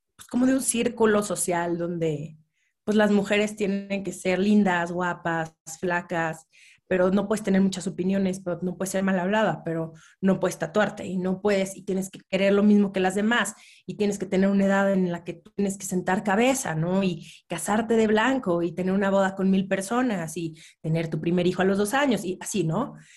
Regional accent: Mexico City, Mexico; yo nací, crecí en la Ciudad de México

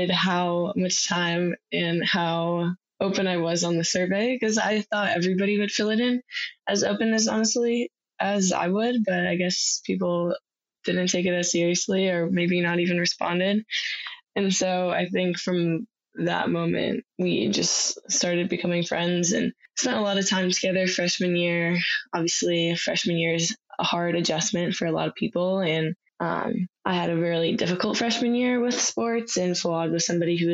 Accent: outside of Chicago, Illinois, United States; I am from outside of Chicago

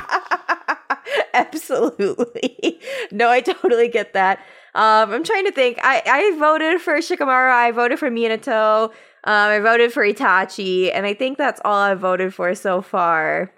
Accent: Michigan, United States; I'm from Michigan

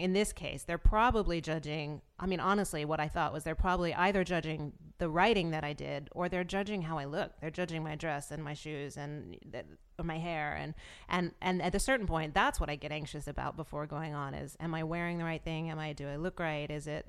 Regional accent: the South, United States; What I think it is I grew up in the South, and I think there's a Southern Belle thing that is at war with this feminist thing.

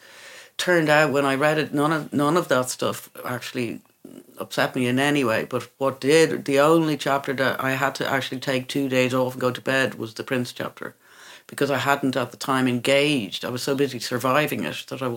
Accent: Ireland; moved away as an adult; also born or lived in England; I was Irish

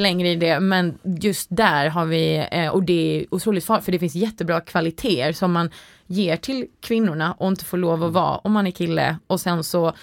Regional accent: Sweden; also born or lived in United States; jag tror jag var lite mobbad för att jag var svensk

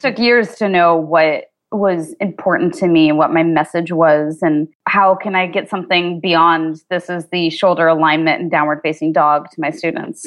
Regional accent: Kansas, United States; I grew up in Kansas

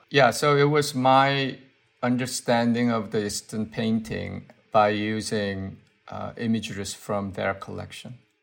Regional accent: South Korea; English is a second language; moved away as an adult; also born or lived in Seoul / United States; now in London, United Kingdom; when I was growing up in Korea, I mean, in a way, I learned my English from the radio station for American soldiers.

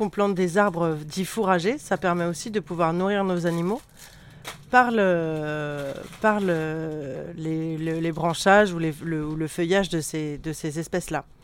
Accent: Noisiel, Île-de-France, France; J'ai 34 ans. Euh, je suis originaire de Seine-et-Marne. J'ai grandi en banlieue parisienne euh, à Noisiel.

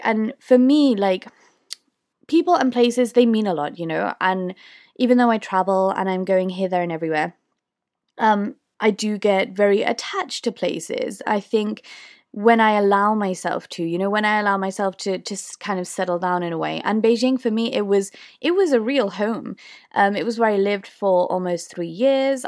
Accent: United Kingdom; accent: British; I'm from the U K

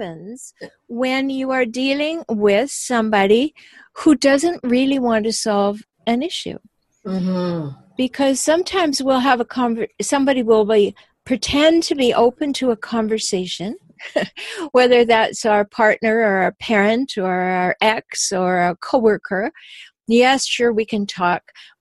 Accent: Canada; now in San Diego, United States; I'm Canadian and I live in San Diego

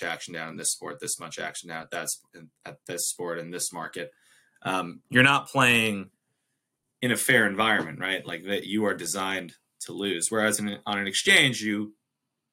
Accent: United States; being an American

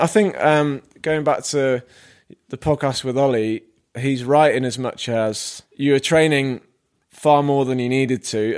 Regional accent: Devon, South West England, United Kingdom; now in Manchester, United Kingdom; I am from the Southwest.

